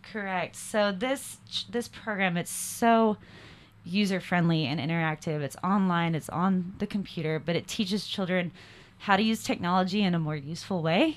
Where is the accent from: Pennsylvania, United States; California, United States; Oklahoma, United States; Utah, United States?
Utah, United States; Salt Lake City; I'm from Salt Lake City, Utah